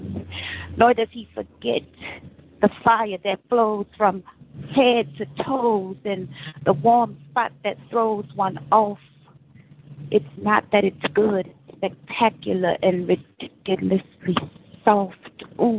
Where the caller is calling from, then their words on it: San Francisco, California, United States; Hey, this is … I'm calling from San Francisco.